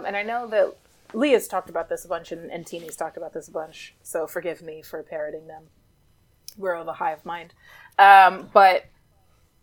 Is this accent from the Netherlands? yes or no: no; New York City, New York, United States; I grew up in New York City